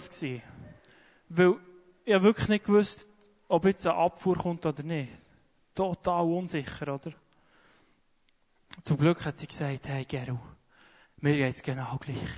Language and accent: German; Switzerland; Wie ich ja gesagt glaube, speziell wir als Schweizer.